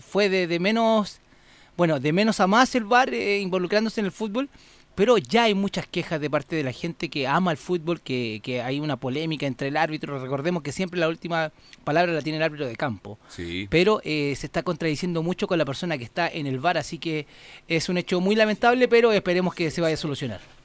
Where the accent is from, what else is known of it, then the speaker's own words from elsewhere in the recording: Santiago, Santiago Metropolitan Region, Chile; como santiaguino, como chileno en sí